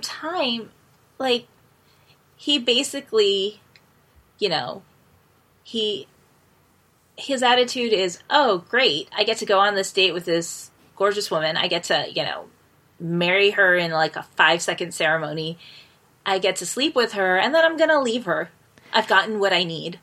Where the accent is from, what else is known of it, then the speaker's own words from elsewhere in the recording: United States; moved away; also born or lived in Ecuador; I had never lived outside of the US.